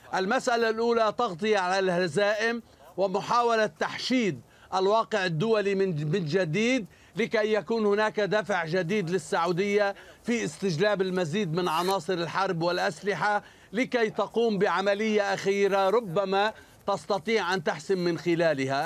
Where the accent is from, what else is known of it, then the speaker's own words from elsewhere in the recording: Lebanon; أنا كمواطن لبناني